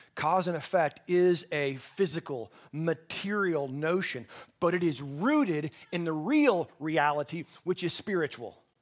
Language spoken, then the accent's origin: English; Texas Panhandle, United States; I'm from the Texas Panhandle